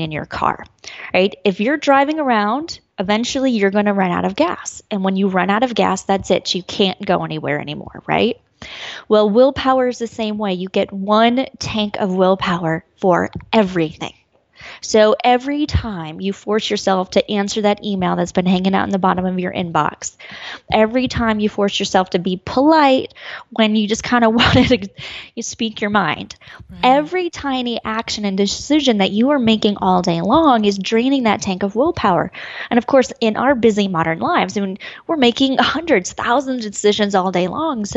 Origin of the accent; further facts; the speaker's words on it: Colorado, United States; moved away as an adult; being back in Colorado. This is where I grew up